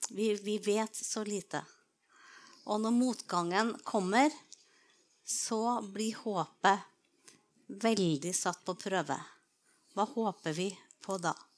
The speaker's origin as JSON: {"language": "Norwegian", "town": "Trondheim", "region": "Trøndelag", "country": "Norway", "tie": "born or raised there", "said": "jeg vokste opp på Byneset utafor eh, Trondheim, skikkelig på landet"}